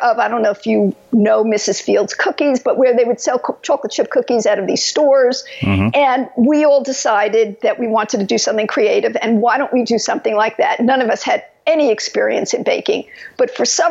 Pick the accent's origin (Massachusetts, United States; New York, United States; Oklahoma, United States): New York, United States; moved away as an adult; now in California, United States; I was brought up in New York, as you could tell from my accent